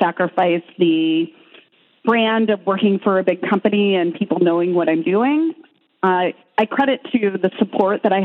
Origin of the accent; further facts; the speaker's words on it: Midwest, United States; I grew up in the Midwest